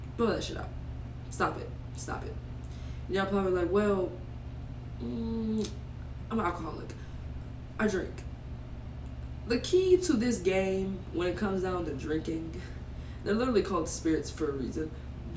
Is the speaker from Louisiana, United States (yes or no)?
yes; Louisiana, United States; I'm from Louisiana